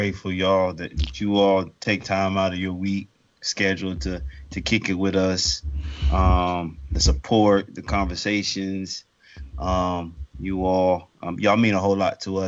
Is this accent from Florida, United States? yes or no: yes; Tallahassee, Florida, United States; Growing up in Tallahassee, Florida